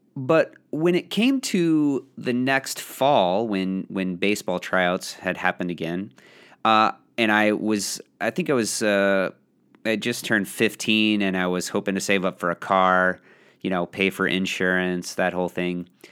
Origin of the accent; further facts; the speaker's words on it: Belleville, Illinois, United States; It was in Belleville, Belleville West. Shout out to my, my high school and my hometown